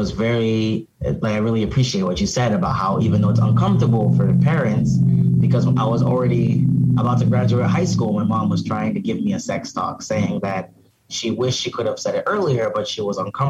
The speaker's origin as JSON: {"language": "English", "country": "Cameroon", "tie": "born or raised there", "also_born_or_lived": "Arizona, United States", "lives_now": "Philadelphia, United States", "said": "So, I'm from Cameroon. My parents, you know, my brothers, I'm a first generation born in America, but I went to boarding school in Cameroon. And then I came back here."}